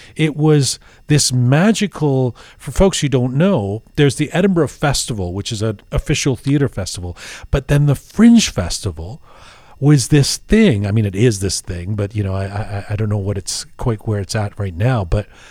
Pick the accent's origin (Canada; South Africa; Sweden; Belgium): Canada; also born or lived in England; I was born in England, I grew up there, I grew up in Canada.